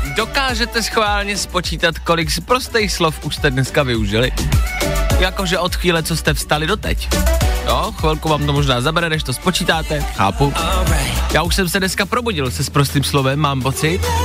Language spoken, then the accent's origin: Czech; Czechia; my jako Češi